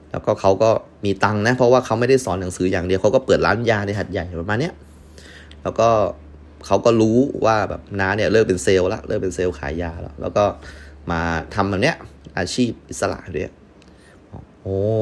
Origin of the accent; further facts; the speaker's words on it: Yala, Thailand; moved away; also born or lived in Hat Yai; ผมเป็นคนยะลาครับมาเรียนที่นี่เฉยๆ